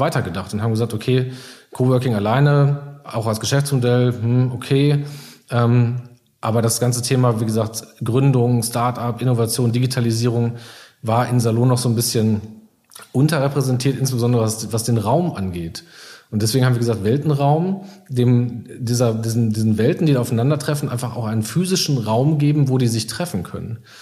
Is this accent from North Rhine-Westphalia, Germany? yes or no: yes; Iserlohn, North Rhine-Westphalia, Germany; ich bin äh, gebürtiger Iserlohner